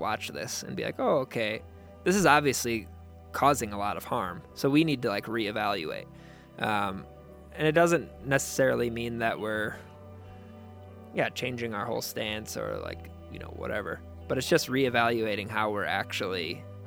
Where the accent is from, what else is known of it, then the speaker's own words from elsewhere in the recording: United States; just as an American